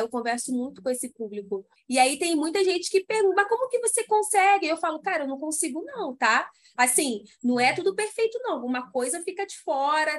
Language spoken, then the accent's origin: Portuguese; Rio de Janeiro, Brazil; eu sou do Rio